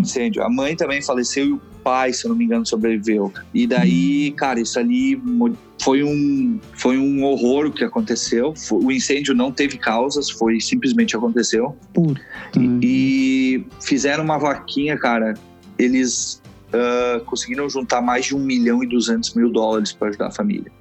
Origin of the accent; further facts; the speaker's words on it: Rio Grande do Sul, Brazil; moved away as an adult; now in Canada; eu sou gaúcho